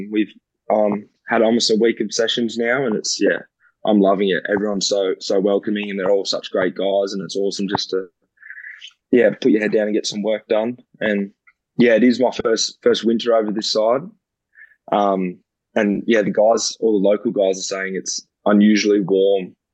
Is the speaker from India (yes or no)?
no; Canada; I was like, oh, that'd be pretty cool if it'd be them because I'm Canadian, and that'd be mm. pretty special to go over there and play.